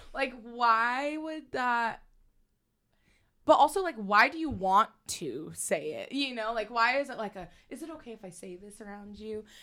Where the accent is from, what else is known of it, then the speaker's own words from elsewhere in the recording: St. George, Utah, United States; also born or lived in California; I was born in sort of raised in California, but like we were saying, with the tween years, like, I feel like Utah, like, Saint George is where I, like, found myself